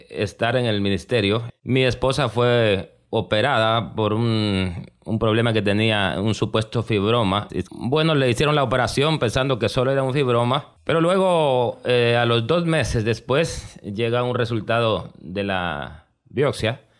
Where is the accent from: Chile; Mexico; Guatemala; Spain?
Guatemala; Soy guatemalteco de origen.